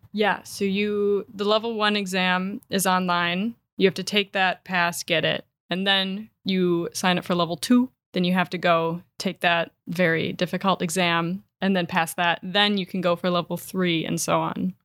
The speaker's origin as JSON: {"language": "English", "area": "Door County", "region": "Wisconsin", "country": "United States", "tie": "born or raised there", "said": "my ties to Door County, I grew up here."}